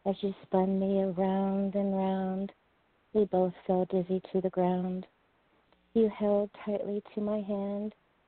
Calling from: Seattle, Washington, United States; I'm calling from Seattle

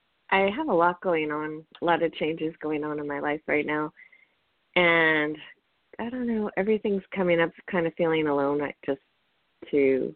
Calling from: California, United States; … from California.

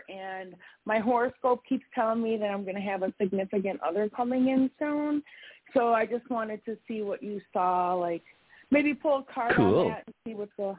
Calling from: Wisconsin, United States; I'm calling from Wisconsin.

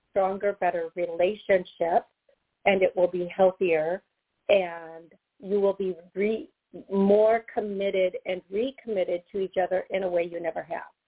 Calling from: Cleveland, Ohio, United States; Um, calling from Cleveland, Ohio.

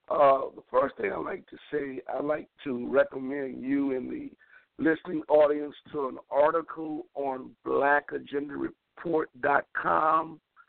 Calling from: New Orleans, Louisiana, United States; Yes, I'm calling from New Orleans

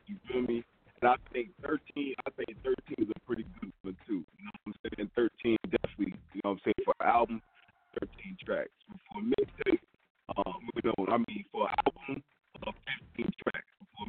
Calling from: Georgia, United States; I'm calling up from the Georgia.

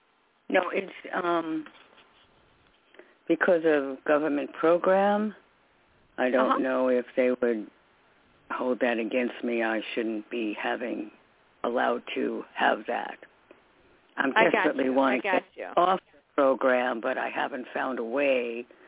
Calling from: New York, United States; from New York.

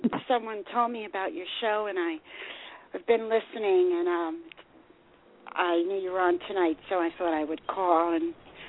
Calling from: New Jersey, United States; I'm calling from New Jersey.

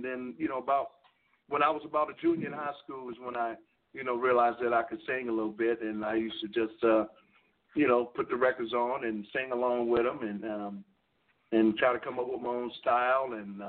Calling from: Vancouver, British Columbia, Canada; Man, right now I'm calling you from Vancouver, Canada.

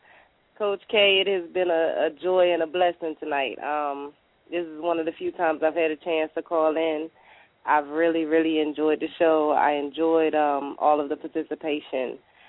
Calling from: Greensboro, North Carolina, United States; I'm calling from Greensboro, North Carolina.

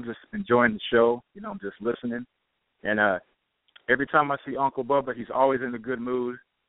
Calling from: Paso Robles, California, United States; I'm from Paso Robles also.

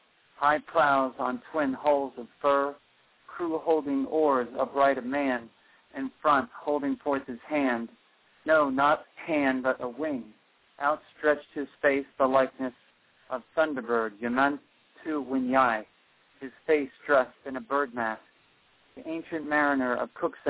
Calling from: Rockaway, New Jersey, United States; Rockaway, New Jersey.

